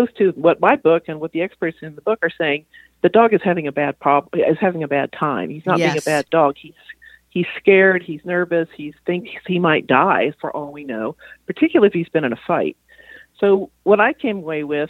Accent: Texas, United States; moved away; I'm from Texas originally

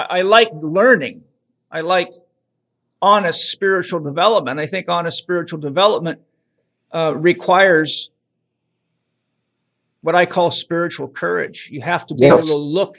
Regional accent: Vancouver Island, British Columbia, Canada; I grew up on Vancouver Island, British Columbia, and I was a faller in logging camps

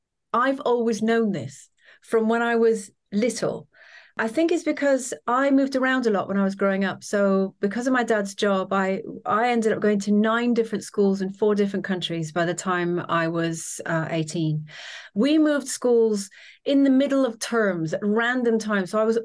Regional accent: Trinidad, Trinidad & Tobago; So obviously I grew up in lots of different places. So the main place that I grew up was Trinidad in the Caribbean. And I suppose has quite an American influence there.

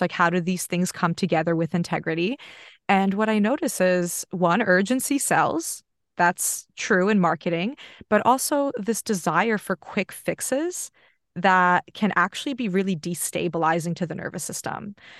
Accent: United States; now in Australia; I grew up in America

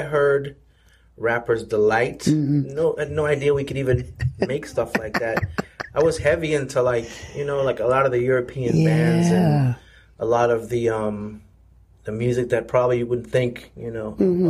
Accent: Canada; born there; And so I was conceived in Trinidad. My sister was born in Trinidad, but I was born in Canada.

